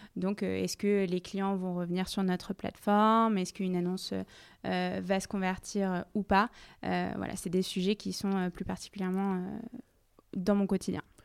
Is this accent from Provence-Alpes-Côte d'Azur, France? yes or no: no; Paris, Île-de-France, France; Je viens de Paris où j'ai fait la majorité euh, de ma scolarité